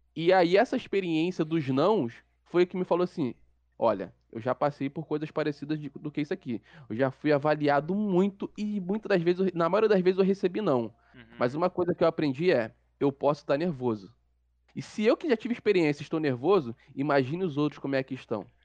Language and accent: Portuguese; Duque de Caxias, Rio de Janeiro, Brazil; sou morador de Duque de Caxias, Rio de Janeiro